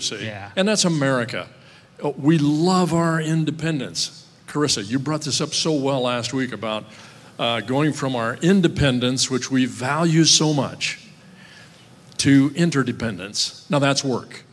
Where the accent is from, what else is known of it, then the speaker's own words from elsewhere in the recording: Midwest, United States; growing up in the Midwest